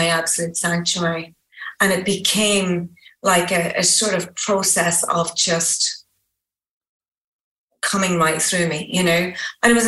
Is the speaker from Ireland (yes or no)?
yes; Ireland; I'm Irish.